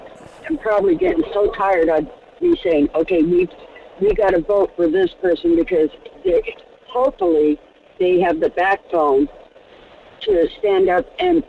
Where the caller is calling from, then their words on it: Fairbanks, Alaska, United States; from Fairbanks.